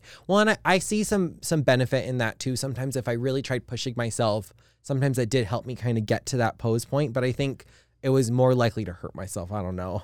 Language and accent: English; Hawaii, United States; I'm from Hawaii